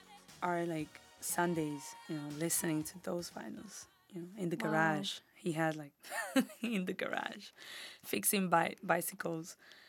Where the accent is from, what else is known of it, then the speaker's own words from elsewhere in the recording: Italy; first language Spanish; English is a second language; I feel like when I got there, it was obviously a big cultural shock because I didn't speak the language. Me and my mom, we spoke only Spanish.